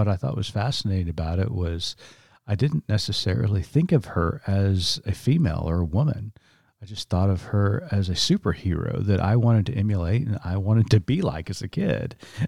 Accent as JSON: {"language": "English", "region": "Oklahoma", "country": "United States", "tie": "born or raised there", "said": "wasn't getting that anywhere else, you know, with just the stereotypes and the derogatory comments, just growing up in Eastern Oklahoma. But Mrs. Clark really showed me that being indigenous, being Native, was something to be proud of."}